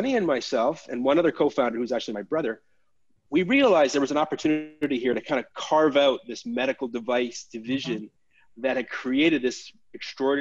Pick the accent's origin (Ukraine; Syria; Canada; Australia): Canada; now in New York City, United States; I'm a Canadian citizen, but I live in America. I live in New York City